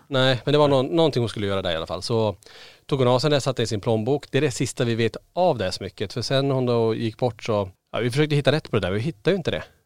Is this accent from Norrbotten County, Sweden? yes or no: yes; Kiruna, Norrbotten County, Sweden; now in Borås, Sweden; jag och Niklas vi är födda och uppvuxen i Kiruna. Vi har bott faktiskt lika länge nere i Borås, eh, faktiskt längre nu, eh, än vi har bott i Kiruna